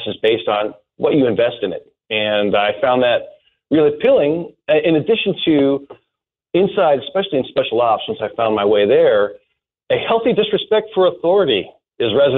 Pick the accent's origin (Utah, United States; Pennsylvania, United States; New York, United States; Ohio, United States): Utah, United States; also born or lived in Newport Beach, California; I moved to Utah before high school, and this is where I grew up